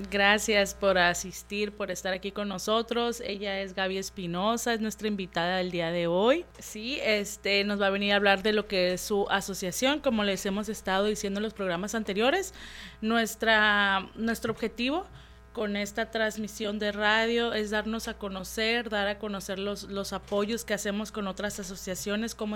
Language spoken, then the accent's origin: Spanish; Querétaro, Mexico; moved away as an adult; now in Tijuana, Mexico; Soy de Querétaro.